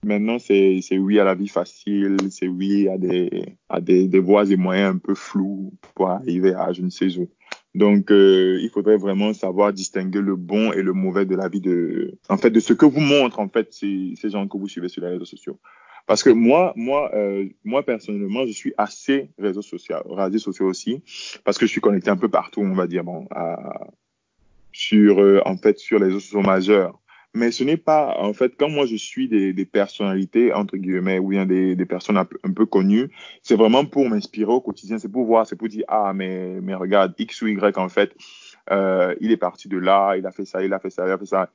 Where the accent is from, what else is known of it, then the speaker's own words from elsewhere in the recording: Yaoundé, Centre, Cameroon; je suis né à Yaoundé